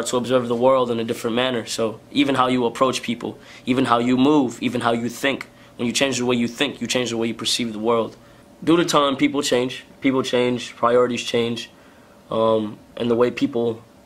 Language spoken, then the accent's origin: English; Lauderhill, Florida, United States; I'm from Florida